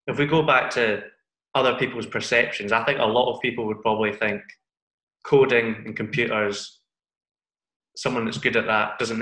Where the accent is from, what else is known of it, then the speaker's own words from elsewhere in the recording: Dundee, Scotland, United Kingdom; now in Glasgow, United Kingdom; I'm from Glasgow, but I'm originally from Dundee, which is like up north, right up at the top of Scotland.